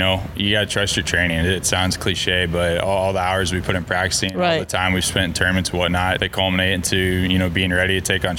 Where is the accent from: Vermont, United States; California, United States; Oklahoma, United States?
Oklahoma, United States; Tulsa; I'm from Tulsa, Oklahoma. Grew up there.